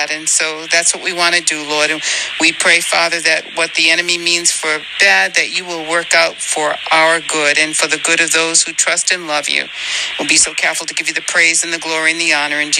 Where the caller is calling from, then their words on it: Chesapeake, Virginia, United States; I'm calling from Chesapeake, Virginia.